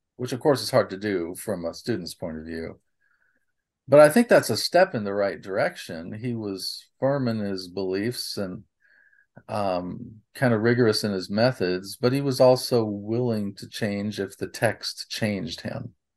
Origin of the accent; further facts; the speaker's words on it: Nebraska, United States; I grew up in Nebraska